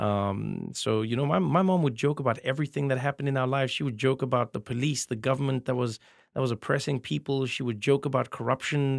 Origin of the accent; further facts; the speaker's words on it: South Africa; moved away as an adult; now in United States; as a South African comedian